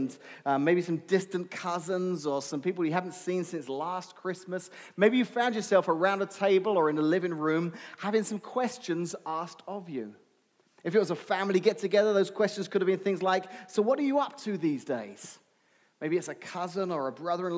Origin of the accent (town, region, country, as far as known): England, United Kingdom; moved away